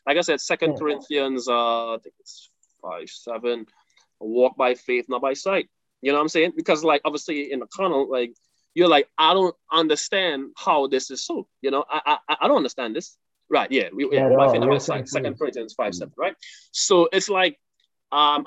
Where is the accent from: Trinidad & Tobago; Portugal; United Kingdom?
Trinidad & Tobago; I'm from Trinidad